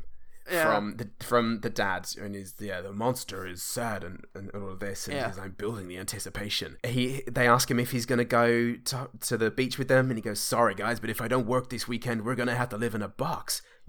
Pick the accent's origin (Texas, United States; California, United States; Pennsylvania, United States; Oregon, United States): California, United States; Oakland; Bitch, you're barking up the wrong fucking tree. I'm from Oakland, ho!